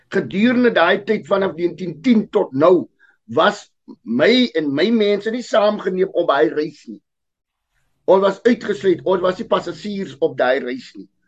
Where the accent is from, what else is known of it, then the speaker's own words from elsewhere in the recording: South Africa; ek is gebore in die land, ek is deel van Afrika ek is deel van Suid-Afrika